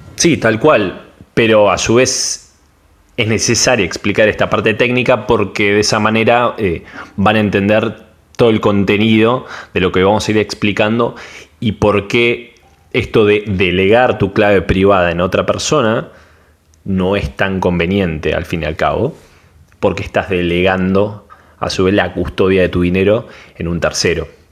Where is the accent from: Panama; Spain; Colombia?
Panama; de Panamá